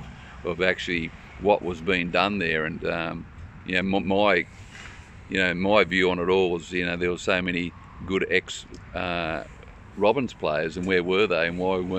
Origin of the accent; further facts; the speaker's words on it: Tamworth, New South Wales, Australia; I grew up in West Tamworth and done a lot of water polo training over there all my life